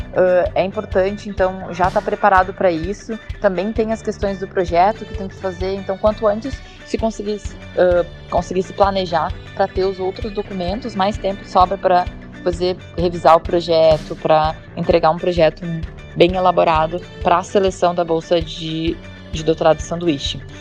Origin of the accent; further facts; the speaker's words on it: Brazil; eu sou brasileiro